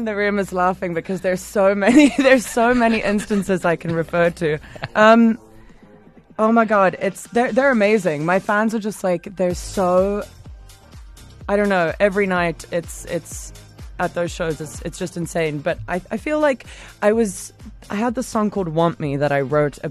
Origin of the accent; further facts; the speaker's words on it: Durban, KwaZulu-Natal, South Africa; now in London, United Kingdom; I'm from Durban, like grew up in the Berea